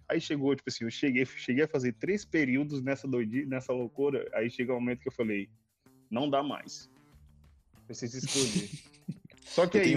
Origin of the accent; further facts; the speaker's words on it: Cidade Operária and Bairro de Fátima, Maranhão, Brazil; moved away as an adult; da onde eu cresci, não só na cidade operária, mas no bairro de Fátima, que é o bairro dos meus que, que é o bairro dos meus pais, onde eu cresci